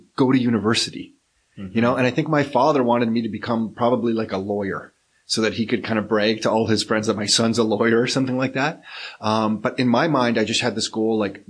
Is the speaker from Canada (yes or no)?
yes; Mississauga, Ontario, Canada; also born or lived in Toronto; And moved to Mississauga when I was about 4 or 5. And then raised in Mississauga, went to high school in Mississauga